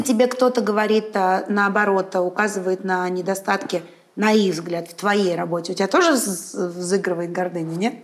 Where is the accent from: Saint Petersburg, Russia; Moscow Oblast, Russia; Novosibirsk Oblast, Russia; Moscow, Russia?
Saint Petersburg, Russia; я родилась в Ленинграде, выросла в Санкт-Петербурге